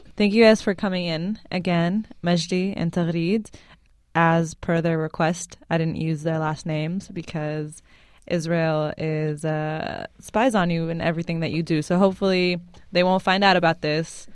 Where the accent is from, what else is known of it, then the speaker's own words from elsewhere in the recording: Lebanon; now in United States; I'm Syrian and I'm Lebanese, and I grew up in Lebanon